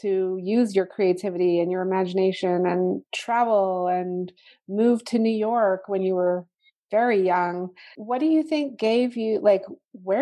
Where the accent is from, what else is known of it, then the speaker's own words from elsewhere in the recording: England, United Kingdom; I grew up in England with you